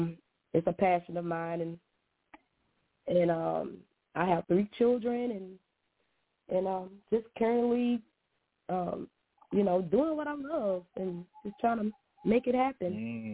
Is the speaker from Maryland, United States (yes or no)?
no; Lumberton, Mississippi, United States; I'm from Mississippi, South Mississippi, a little town called Lumberton. And and I come from a singing background. I grew up in the church.